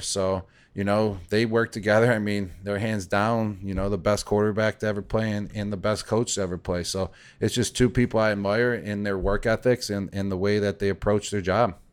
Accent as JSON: {"language": "English", "town": "Buffalo", "region": "New York", "country": "United States", "tie": "born or raised there", "said": "I grew up in Buffalo, so it was the Buffalo Bills."}